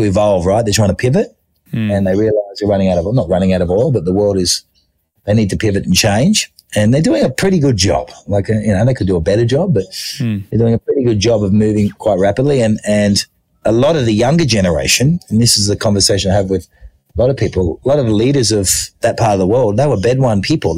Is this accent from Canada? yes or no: no; Australia; moved away as an adult; also born or lived in Thailand; growing up in Australia, I went at my local running club.